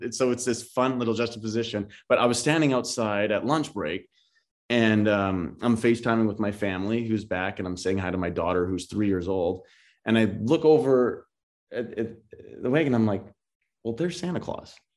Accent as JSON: {"language": "English", "town": "Paradise Hill", "region": "Saskatchewan", "country": "Canada", "tie": "born or raised there", "moved": "as an adult", "lives_now": "Los Angeles, United States", "said": "my hometown has, um, five hundred people in it"}